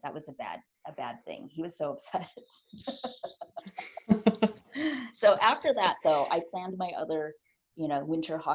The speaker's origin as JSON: {"language": "English", "region": "Texas", "country": "United States", "tie": "born or raised there", "moved": "yes", "lives_now": "California, United States", "said": "I live in California. I was born in Texas, but, you know, live in California now"}